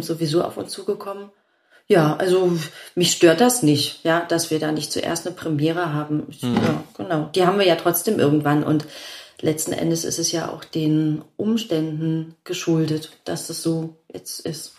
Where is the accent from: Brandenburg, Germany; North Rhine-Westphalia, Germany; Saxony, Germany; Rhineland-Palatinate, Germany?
Brandenburg, Germany; Rüdersdorf; also born or lived in Berlin; ich bin ja auch, auch in Berlin aufgewachsen